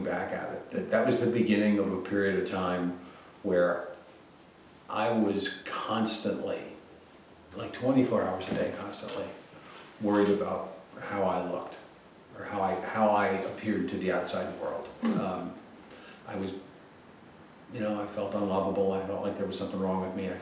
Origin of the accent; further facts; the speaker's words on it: Connecticut, United States; I grew up in Connecticut to a very, very well-to-do family